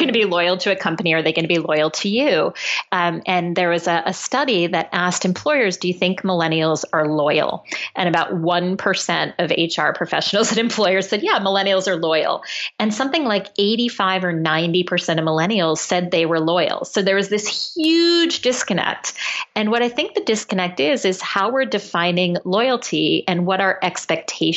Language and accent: English; Norwalk, Connecticut, United States; I grew up in Norwalk, Connecticut